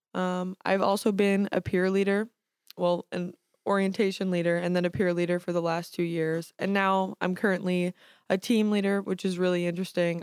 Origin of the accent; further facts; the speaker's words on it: New York City, New York, United States; I'm from Staten Island, New York.